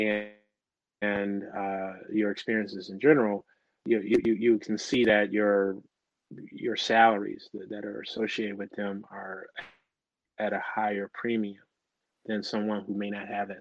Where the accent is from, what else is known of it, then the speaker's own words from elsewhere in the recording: Michigan, United States; I grew up in Michigan